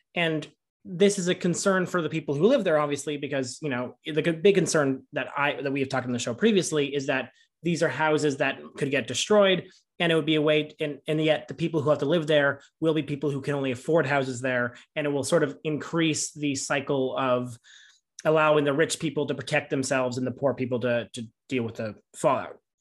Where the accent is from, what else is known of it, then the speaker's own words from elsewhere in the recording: Canada; we as Canadians